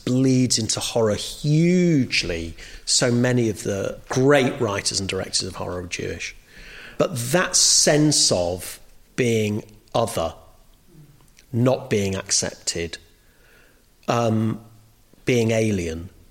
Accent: United Kingdom; my experience as a British Jew is always feeling like an outsider.

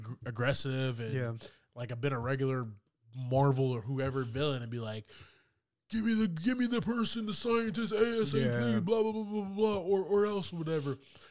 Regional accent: the South, United States; Because we're from the South.

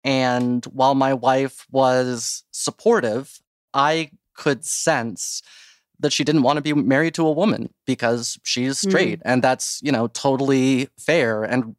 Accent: Dayton, Ohio, United States; Dayton, Ohio.

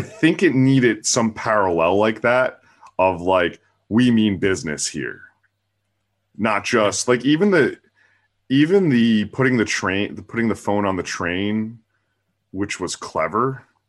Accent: New Jersey, United States; I'm from the East Coast in New Jersey

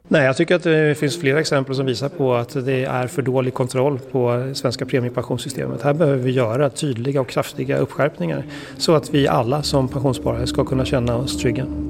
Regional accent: Stockholm, Stockholm County, Sweden; är 30 år gammal, född och uppvuxen i Stockholm

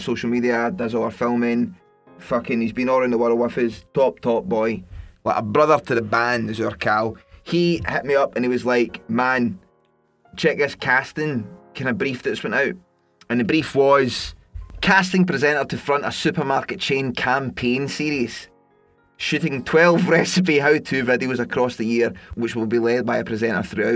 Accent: Scotland, United Kingdom; now in London, United Kingdom; I'm Scottish.

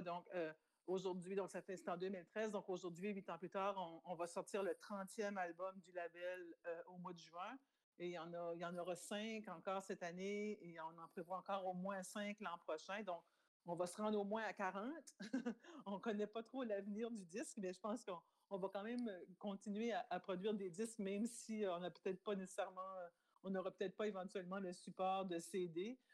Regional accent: New Brunswick, Canada; first language French; also born or lived in France; on est acadien, on vient du Nouveau-Brunswick

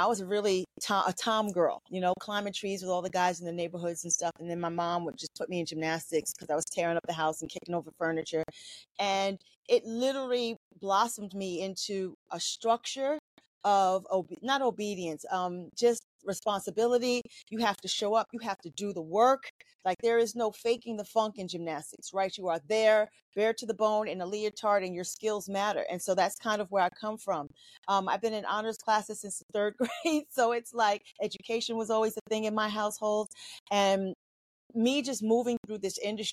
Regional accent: New York City, New York, United States; I'm a girl from Queens, New York City. Public school child

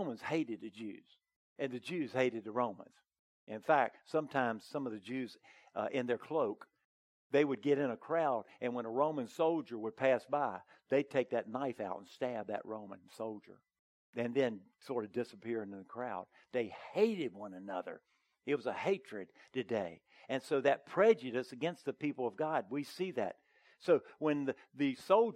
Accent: the South, United States; I was raised in the South

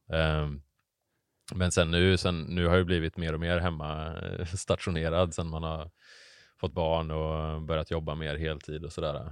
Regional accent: Hammarö, Värmland, Sweden; moved away as an adult; also born or lived in Bohuslän; now in Gothenburg, Sweden; jag är född och uppvuxen på, eh, Hammarö utanför

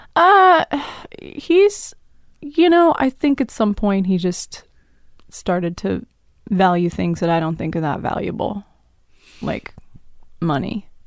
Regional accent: Dallas, Texas, United States; also born or lived in Tulsa, Oklahoma / New York; I, I moved to Dallas when I was seven

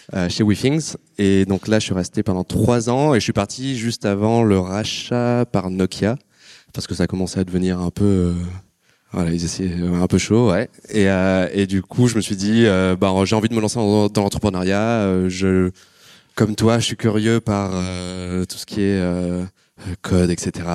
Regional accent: Marseille, Provence-Alpes-Côte d'Azur, France; je suis né à Marseille, fac d'éco

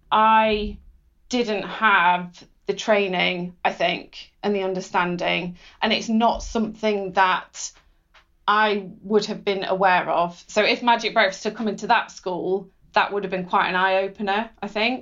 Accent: Cheshire, North West England, United Kingdom; growing up in Cheshire

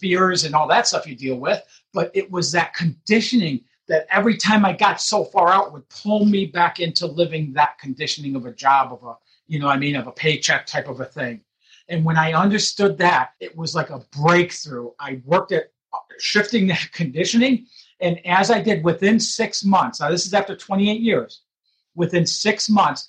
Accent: Detroit, Michigan, United States; being raised in Detroit, Michigan

